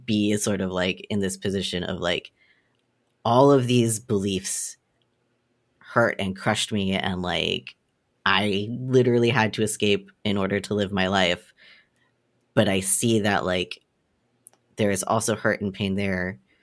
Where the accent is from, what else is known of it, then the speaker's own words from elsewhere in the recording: the South, United States; I grew up in the South with gun loving parents